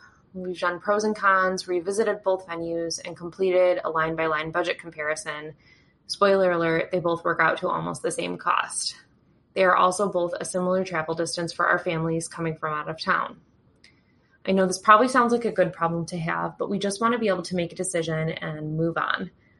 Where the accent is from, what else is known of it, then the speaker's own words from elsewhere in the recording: Michigan, United States; I'm a bridechilla from Michigan in the U.S.